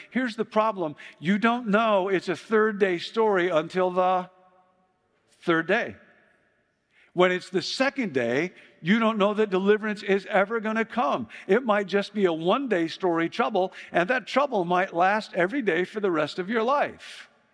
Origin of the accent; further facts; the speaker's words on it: Chicago, Illinois, United States; moved away; I grew up in Chicago